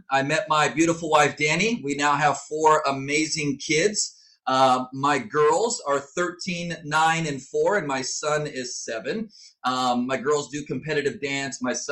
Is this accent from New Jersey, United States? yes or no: no; Southern California, United States; I was born and raised in Southern California. I grew up on the beach